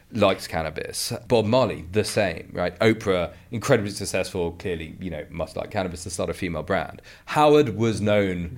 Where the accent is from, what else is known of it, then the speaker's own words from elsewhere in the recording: United Kingdom; as a Brit